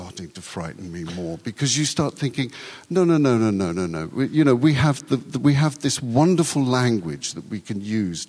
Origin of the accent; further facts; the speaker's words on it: United Kingdom; first language Urdu; English is a second language; one grew up in a Britain that had an empire